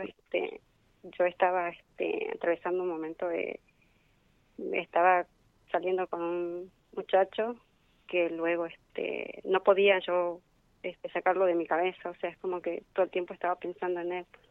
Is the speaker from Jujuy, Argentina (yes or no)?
yes; San Salvador de Jujuy, Jujuy, Argentina; soy de San Salvador de Jujuy.